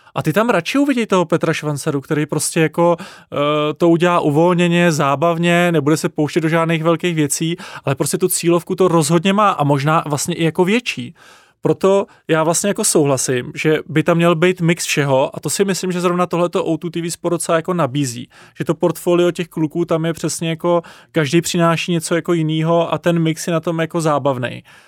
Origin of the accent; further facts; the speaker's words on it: Czechia; jako Češi